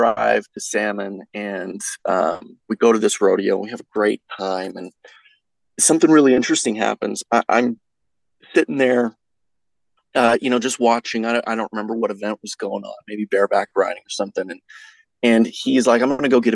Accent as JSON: {"language": "English", "region": "Texas", "country": "United States", "moved": "yes", "lives_now": "Idaho, United States", "said": "I grew up in it. I'm from Texas. I live in Idaho right now"}